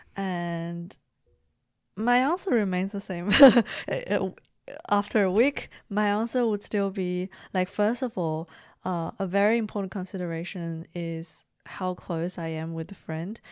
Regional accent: China; moved away; also born or lived in Beijing; growing up in China

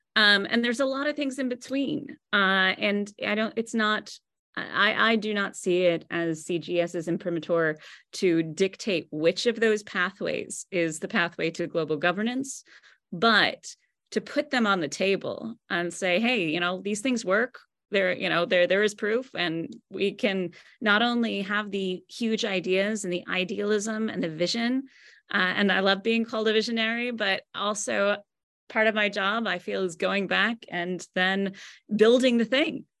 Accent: United States; I'm American

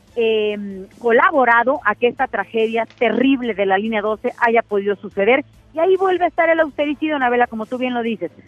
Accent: Tamaulipas, Mexico; yo soy de Tamaulipas de un estado fronterizo

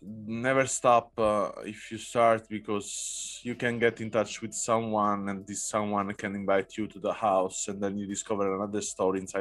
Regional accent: Naples, Campania, Italy; I come from Naples

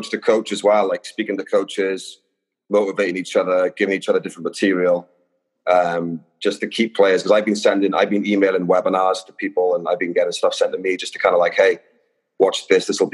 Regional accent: Wales, United Kingdom; moved away as an adult; now in Los Angeles, United States; I grew up in Wales and I started playing there.

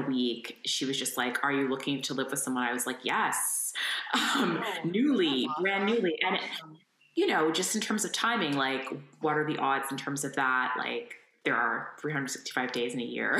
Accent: Windsor, Ontario, Canada; born or raised there

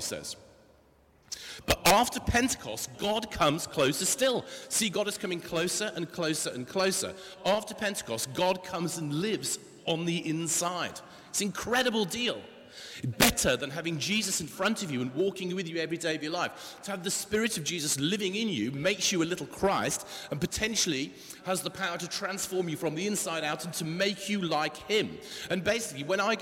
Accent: England, United Kingdom; we're the English

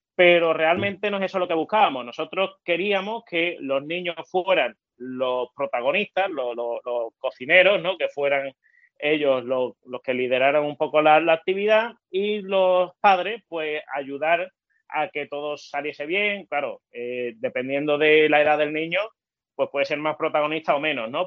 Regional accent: El Puerto de Santa María, Andalusia, Spain; soy del puerto de Santa María, aquí en, Cádiz

